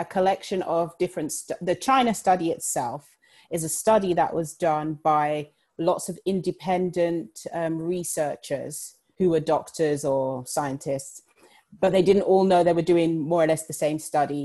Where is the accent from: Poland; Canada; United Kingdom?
United Kingdom; London; I was born and raised in London